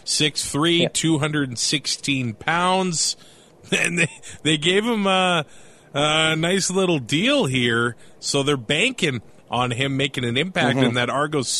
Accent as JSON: {"language": "English", "country": "Canada", "said": "we're Canadian"}